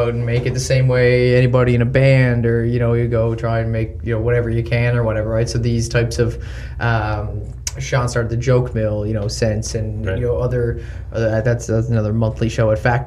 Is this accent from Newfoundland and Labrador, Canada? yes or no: yes; Gander, Newfoundland and Labrador, Canada; moved away; we grew up together in Gander